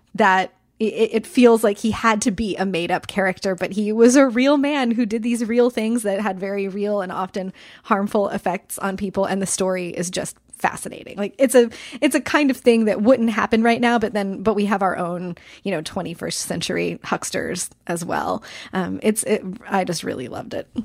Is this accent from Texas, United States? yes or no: no; Kansas, United States; I grew up in Kansas. I lived there from when I was eight to, um, until I left for college when I was eighteen